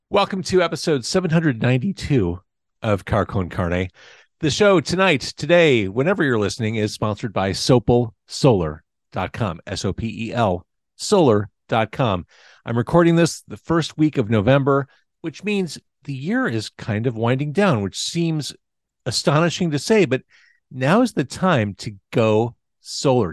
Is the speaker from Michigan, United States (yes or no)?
no; Illinois, United States; growing up in Illinois